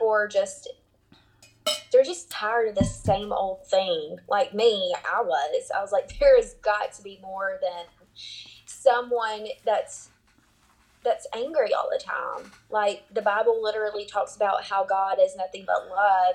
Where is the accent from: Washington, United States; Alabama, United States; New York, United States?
Alabama, United States; South; I'm from South Alabama